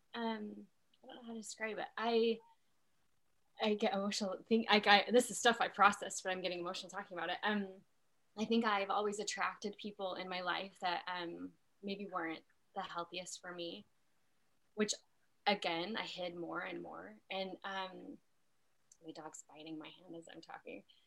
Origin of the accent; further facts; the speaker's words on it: Utah, United States; I grew up in Utah.